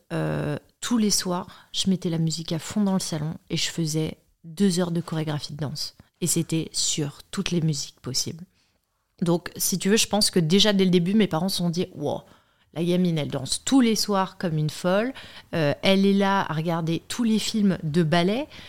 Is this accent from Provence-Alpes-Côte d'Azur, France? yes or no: no; Paris, Île-de-France, France; also born or lived in Chambray-lès-Tours; je viens de Paris, je suis née à Chambray-les-Tours